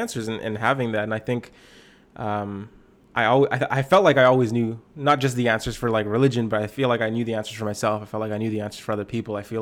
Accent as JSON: {"language": "English", "area": "Lower Mainland", "region": "British Columbia", "country": "Canada", "tie": "born or raised there", "moved": "as an adult", "lives_now": "Kelowna, Canada", "said": "I'm from Lower Mainland. I kind of grew up there. I pastor in Kelowna, BC now."}